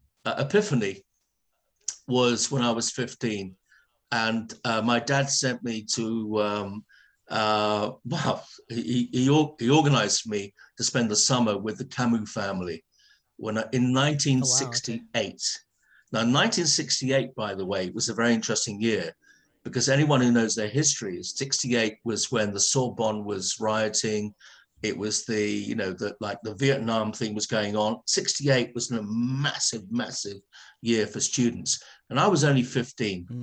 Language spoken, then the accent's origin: English; London, United Kingdom; now in East Sussex, United Kingdom; I'm a Ladbroke Grove boy. I was born in Portobello Road, right, above my dad's liquor store